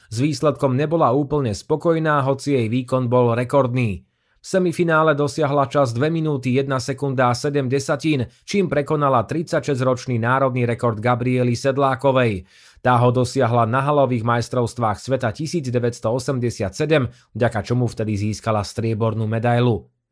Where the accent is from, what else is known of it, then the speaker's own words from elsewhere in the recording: Žilina Region, Slovakia; Keďže som z Liptova, kde halu nemáme, po sústredení v Monte Gorde som dva týždne trénovala vo Švédsku, potom vo Švajčiarsku a potom som pretekala vo Francúzsku.